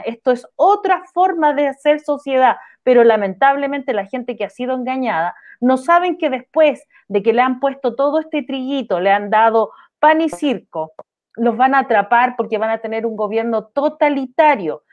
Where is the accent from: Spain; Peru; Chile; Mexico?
Chile; todos somos chilenos acá